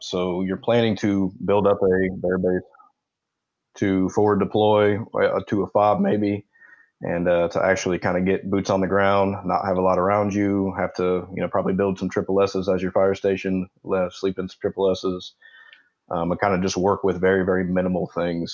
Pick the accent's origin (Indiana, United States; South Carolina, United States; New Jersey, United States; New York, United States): Indiana, United States; Indianapolis; moved away as an adult; I'm from Indianapolis, Indiana, or around Indianapolis. That's what I claim.